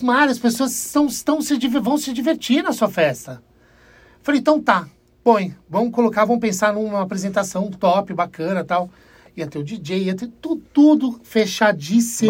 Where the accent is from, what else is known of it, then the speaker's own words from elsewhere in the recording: Brazil; somos brasileiros